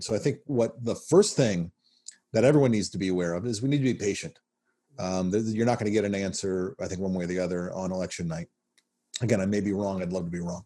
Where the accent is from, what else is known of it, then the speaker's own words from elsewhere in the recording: Nashville, Tennessee, United States; also born or lived in Kansas City, Missouri / North Carolina; lived there from when I was seven. So yeah, um, uh, by all effects, a, a Southerner